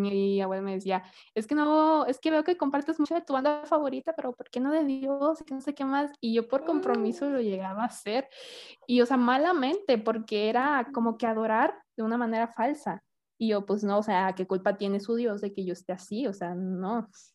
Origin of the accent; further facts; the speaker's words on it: Hidalgo, Tamaulipas, Mexico; moved away; Yo vengo de Hidalgo, Tamaulipas, que es un pueblo, está muy bonito